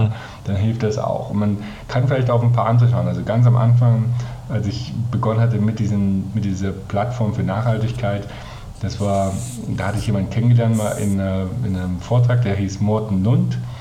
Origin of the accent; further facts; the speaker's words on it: Germany; als Deutscher